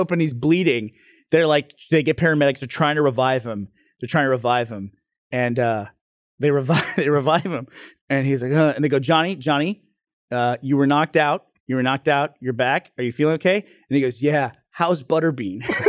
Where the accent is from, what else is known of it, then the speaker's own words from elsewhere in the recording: Northeast, United States; moved away; I grew up in the Northeast